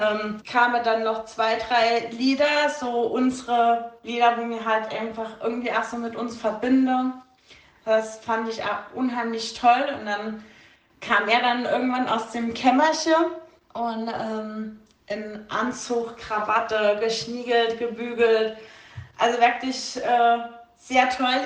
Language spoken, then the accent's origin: German; Saarland, Germany; moved away; ich bin ja ursprünglich aus dem Saarland